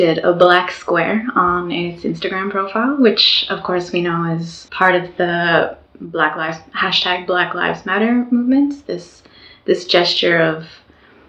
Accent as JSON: {"language": "English", "country": "Canada", "moved": "yes", "lives_now": "Oslo, Norway", "said": "I'm originally from Canada, but I'm currently based in Oslo, Norway."}